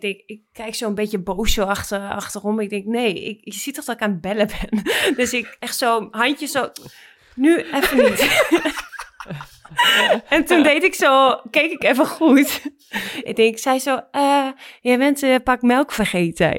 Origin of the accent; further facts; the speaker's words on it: Netherlands; moved away; ik was in Bijlen, waar ik ben opgegroeid